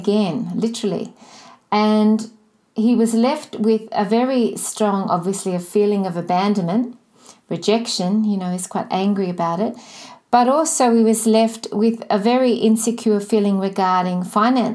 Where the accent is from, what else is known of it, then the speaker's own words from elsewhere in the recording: Melbourne, Victoria, Australia; I'm from Melbourne, Australia.